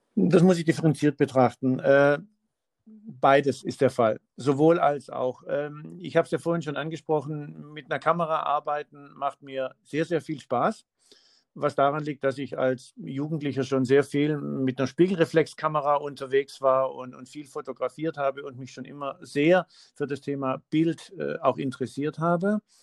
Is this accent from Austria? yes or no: no; Swabia, Baden-Württemberg, Germany; also born or lived in Heidelberg/Mannheim/Weinheim area; now in Heidelberg area, Germany; ich, äh, bin gebürtiger Schwabe